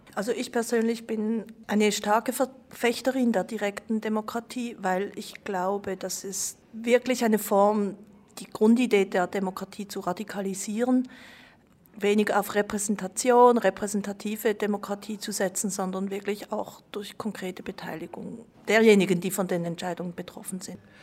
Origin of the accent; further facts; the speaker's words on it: Switzerland; ich bin in der Schweiz geboren